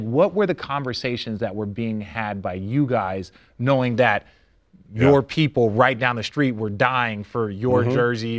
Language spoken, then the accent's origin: English; Phoenix, Arizona, United States; now in Los Angeles, United States; I grew up, I was born here in South Central LA in the middle of the crack epidemic. That's why we moved to Phoenix.